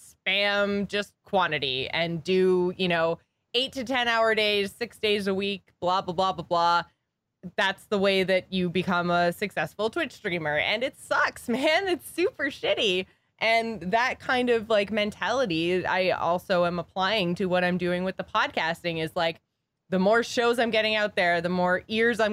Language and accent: English; Canada; we're Canadian